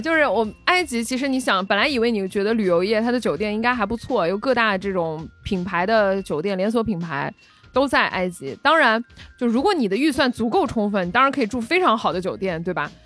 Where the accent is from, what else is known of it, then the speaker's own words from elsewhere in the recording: Guangdong, China; 你看我们潮汕人，对吧？吃牛肉